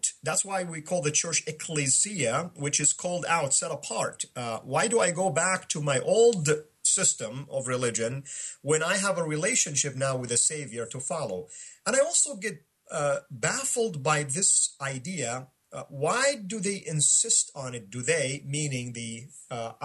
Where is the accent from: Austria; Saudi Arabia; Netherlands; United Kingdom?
Saudi Arabia; moved away; my home country, Saudi.